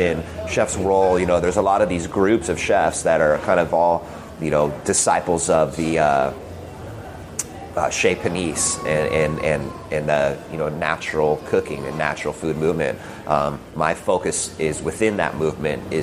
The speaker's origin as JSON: {"language": "English", "town": "San Diego", "region": "California", "country": "United States", "tie": "born or raised there", "also_born_or_lived": "Oceanside, California / Big Island, Hawaii", "said": "I grew up, even here growing up in San Diego as a surfer"}